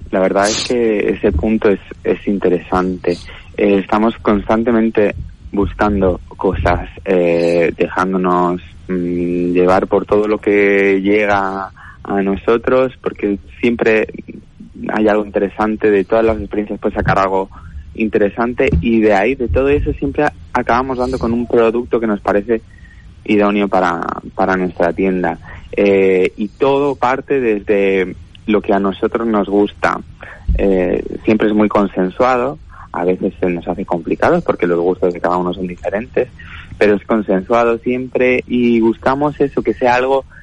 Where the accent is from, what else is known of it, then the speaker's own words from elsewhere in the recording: Balearic Islands, Spain; Nosotros venimos de Mallorca y, y, acabamos aterrizando aquí, tanto mis padres como mi hermana y yo.